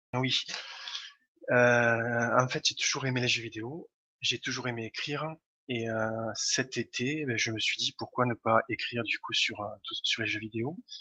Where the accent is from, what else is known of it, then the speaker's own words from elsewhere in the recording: Toulouse, Occitania, France; je viens de Toulouse, mais ça doit s'entendre à, l'accent.